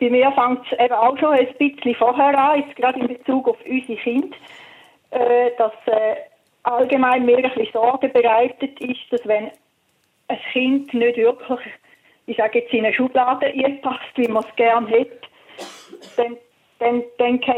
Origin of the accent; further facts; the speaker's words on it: St. Gallen, Switzerland; ja, ich komme auch aus dem Toggenburg ursprünglich.